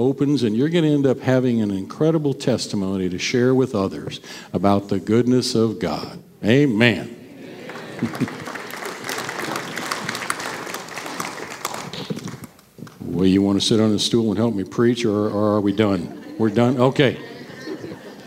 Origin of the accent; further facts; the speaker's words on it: Caldwell, United States; I grew up in Caldwell. I went to school at Van Buren, grades 1 through 4